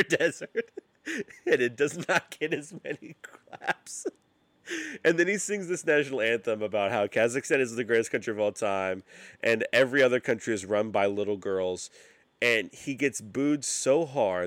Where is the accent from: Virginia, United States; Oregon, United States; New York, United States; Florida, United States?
Virginia, United States; Roanoke; I grew up in Roanoke, Virginia